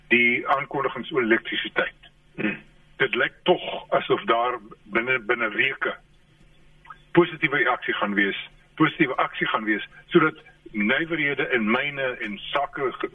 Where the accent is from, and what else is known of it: South Africa